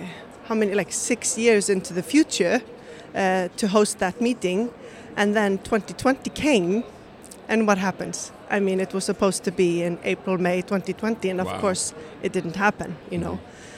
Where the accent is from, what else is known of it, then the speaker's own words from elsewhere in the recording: Reykjavik, Capital Region, Iceland; So I'm from Reykjavik. I'm from Reykjavik, Iceland